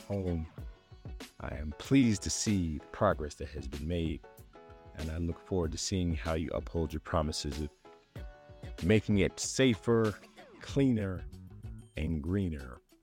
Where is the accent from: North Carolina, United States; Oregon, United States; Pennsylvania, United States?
Pennsylvania, United States; Philadelphia; moved away; my hometown, Philadelphia